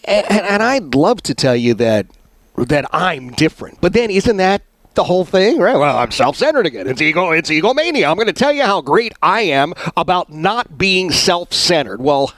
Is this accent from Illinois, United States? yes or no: no; Philadelphia, Pennsylvania, United States; all of a sudden I've got folks I grew up with in Oxford Circle.